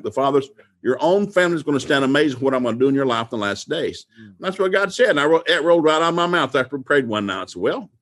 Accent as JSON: {"language": "English", "region": "Appalachian Mountains", "country": "United States", "tie": "born or raised there", "said": "We grew up in the Appalachian Mountains"}